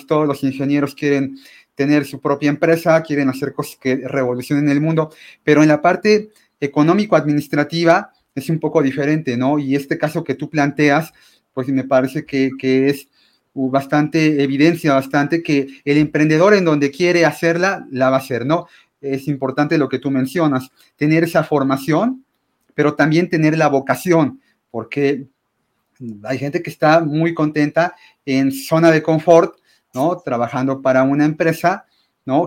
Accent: Mexico; los mexicanos podamos

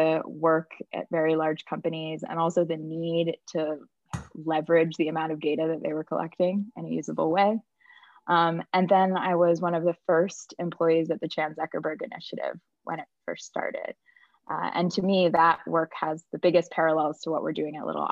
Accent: North Carolina, United States; moved away as an adult; now in San Francisco, United States; I'm originally from North Carolina, although I'm in San Francisco right now, and I've been on the West Coast for a while

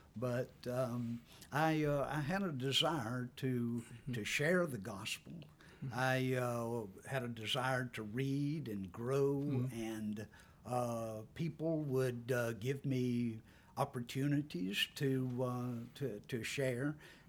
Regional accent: Toccoa, Georgia, United States; also born or lived in Gwinnett County, Georgia / Banks County, Georgia; I was born and reared in Toccoa, Georgia. I spent about 40 years in Gwinnett County. And for the last 15 years, I've lived in Banks County.

